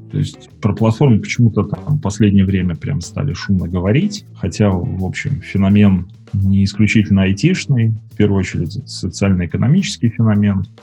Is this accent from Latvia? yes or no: no; Minsk, Belarus; я из Минска.